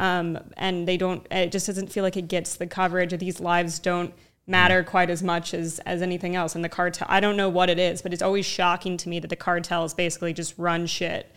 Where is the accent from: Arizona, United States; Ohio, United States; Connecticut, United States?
Arizona, United States; moved away; also born or lived in New Mexico; I grew up in Arizona in moved to New Mexico later on